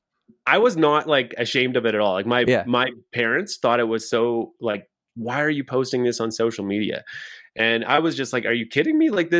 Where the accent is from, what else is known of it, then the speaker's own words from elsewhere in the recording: Saskatchewan, Canada; now in Calgary, Canada; I live in Calgary, Alberta, Canada. I came from Saskatchewan. This is as far as I've made it, just one province over.